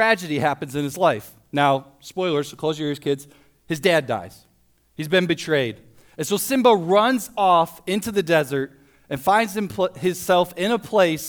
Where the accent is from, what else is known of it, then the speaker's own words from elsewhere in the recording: Toledo, Ohio, United States; also born or lived in Springfield, Missouri; I grew up in Toledo, went to Toledo Christian High School